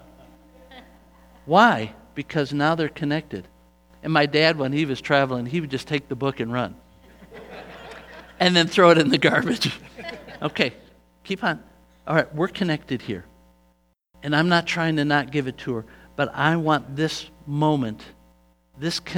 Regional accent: United States; I am from the United States of America.

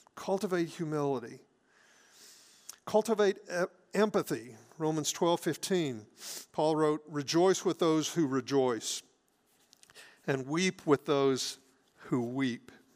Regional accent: Hattiesburg, Mississippi, United States; when we were growing up in Hattiesburg

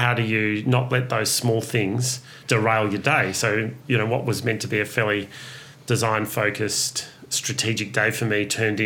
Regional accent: Ararat, Victoria, Australia; moved away; I grew up in a rural country town

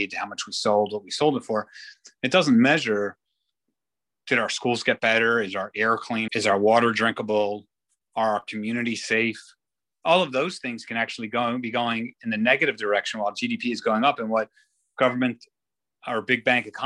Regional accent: Israel; now in New York, United States; I grew up in Israel

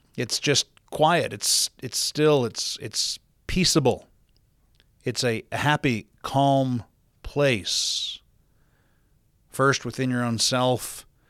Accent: South Dakota, United States; now in Utah, United States; growing up in South Dakota, the Great Plains of the country

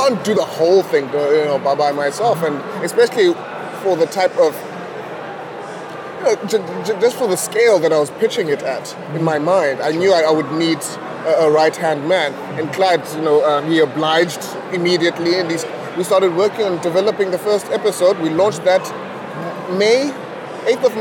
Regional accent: Butterworth, Eastern Cape, South Africa; moved away as an adult; growing up in Butterworth

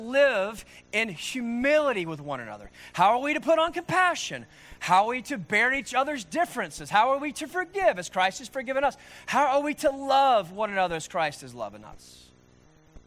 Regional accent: Norman, Oklahoma, United States; born and raised in Norman, Oklahoma, in the United States

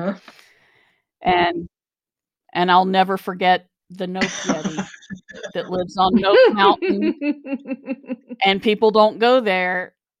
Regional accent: Ohio, United States; We're from Ohio. We know from cornfields.

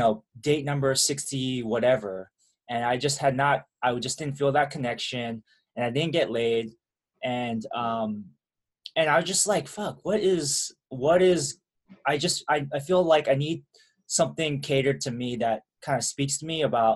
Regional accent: Milpitas, California, United States; I grew up in a town called Milpitas. Parents are from Taiwan

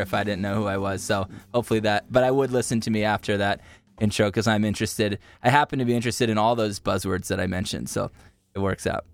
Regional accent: Utah, United States; growing up in Utah

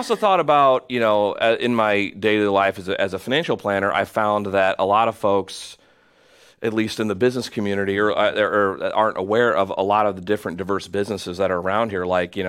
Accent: Normal, Illinois, United States; I grew up in Normal

